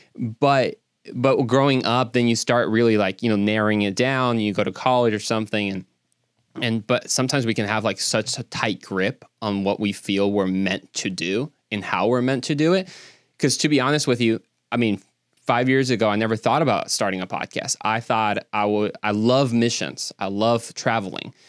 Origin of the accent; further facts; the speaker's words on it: Mexico; now in Dallas, United States; I'm actually originally from Mexico